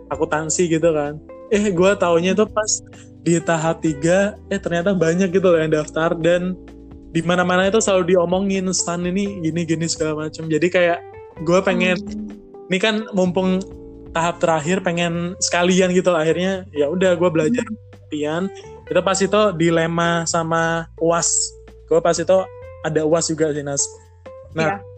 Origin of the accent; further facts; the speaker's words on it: Jember, East Java, Indonesia; sedangkan gue kan dari Jember kalau mau ke Jember Surabaya itu kan butuh biaya gitu loh